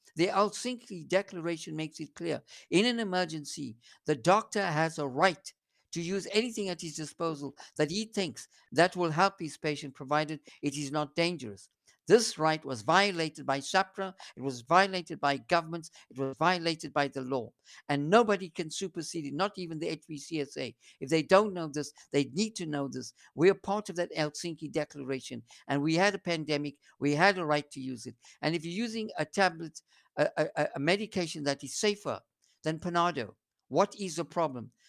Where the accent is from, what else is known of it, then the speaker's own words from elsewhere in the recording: South Africa; I'm a South African homegrown boy